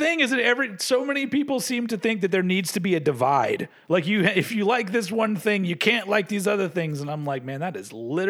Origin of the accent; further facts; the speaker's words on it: United States; I'm from America.